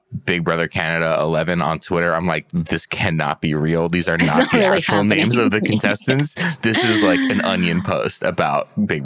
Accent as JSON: {"language": "English", "town": "Los Angeles", "region": "California", "country": "United States", "tie": "born or raised there", "said": "I grew up in Los Angeles"}